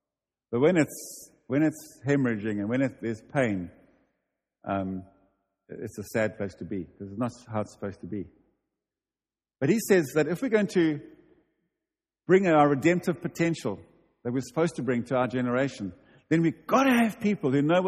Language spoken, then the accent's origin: English; United Kingdom; We'll make it. We're British. Calm down.